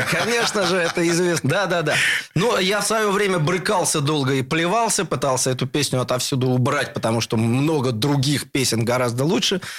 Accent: Saint Petersburg, Russia; born there; Родился на Новосилевском в самом, что ни на есть, промышленном сердце.

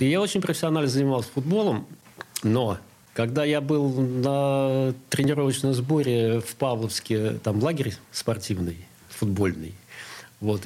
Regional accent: Saint Petersburg, Russia; also born or lived in Sestroretsk; А потом моим родителям дали квартиру в Ленинграде, и мы успешно, я надеюсь, переехали.

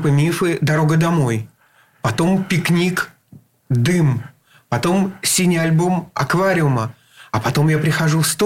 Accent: Saint Petersburg, Russia; Э, это было где-то, ну, может быть, на Суворовском проспекте в роддоме. И там же где-то и жил. А жил я, да, родился я на стахановцев.

